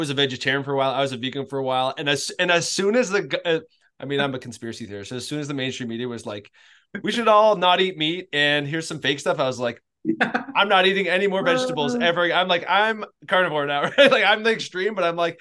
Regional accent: Canada; now in Tennessee, United States; I'm a Canadian

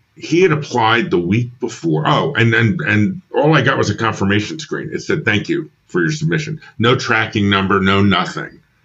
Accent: New York, United States; moved away as an adult; also born or lived in Philadelphia; I'm from New York originally.

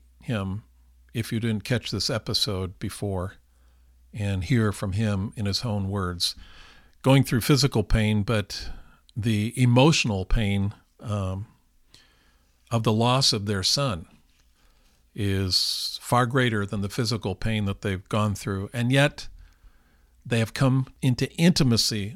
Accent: California, United States; we are from California

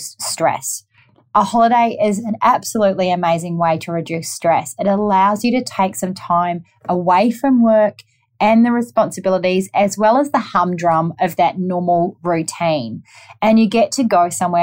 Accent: New Zealand; now in Gold Coast, Australia; I'm from New Zealand, if you haven't already picked up my accent.

